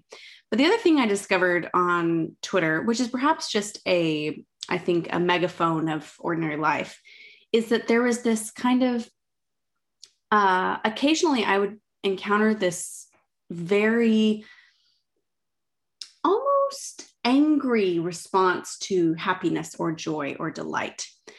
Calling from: Oxford, South East England, United Kingdom; I am Zooming in from my flat in Oxford.

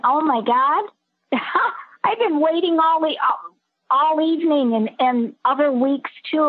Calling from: Skokie, Illinois, United States; from Skokie, Illinois. Skokie.

